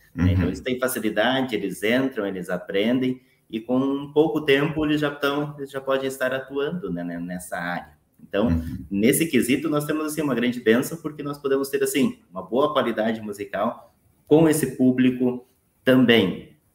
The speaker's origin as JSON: {"language": "Portuguese", "region": "Paraná", "country": "Brazil", "tie": "born or raised there", "moved": "yes", "lives_now": "Porto Alegre, Brazil", "said": "Sou natural do, do, estado do Paraná"}